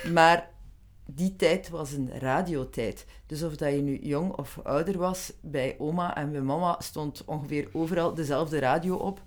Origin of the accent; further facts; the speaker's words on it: West Flanders, Belgium; accent: West Flemish; first language West Flemish; ik ben in het West-Vlaams opgevoed. Eh, dat hoor je waarschijnlijk nog een beetje aan